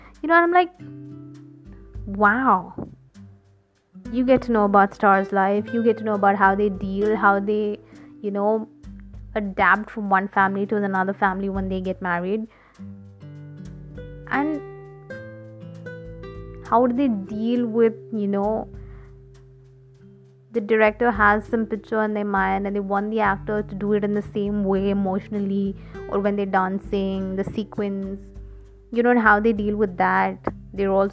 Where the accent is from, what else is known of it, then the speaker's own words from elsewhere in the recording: India; I'm from India